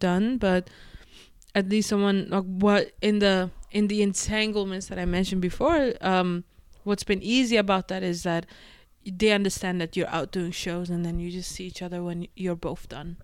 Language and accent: English; Denmark; also born or lived in London, United Kingdom; now in New York City, United States; I was born and raised in Denmark